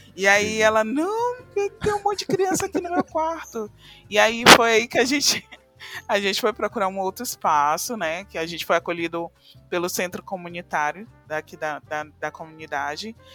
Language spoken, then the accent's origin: Portuguese; São Luís, Maranhão, Brazil; Sou aqui de São Luís do Maranhão, né, na região nordeste aqui do Brasil.